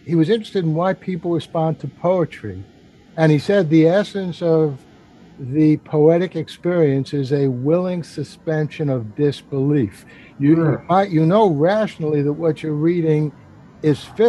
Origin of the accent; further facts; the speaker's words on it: New York City, New York, United States; as a New Yorker